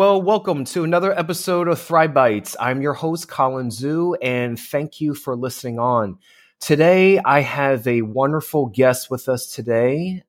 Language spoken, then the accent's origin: English; New Jersey, United States; moved away; I'm originally from New Jersey, and I have family in New York right now.